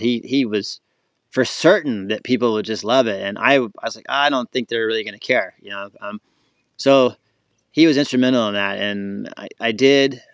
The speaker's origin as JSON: {"language": "English", "region": "Florida", "country": "United States", "tie": "born or raised there", "also_born_or_lived": "Colorado", "said": "So I'm born and raised in Florida"}